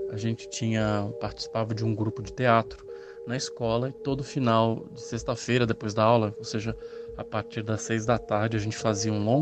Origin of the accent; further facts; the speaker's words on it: Minas Gerais, Brazil; eu sou de Minas Gerais é, e depois de ouvir uma série de relatos aqui no canal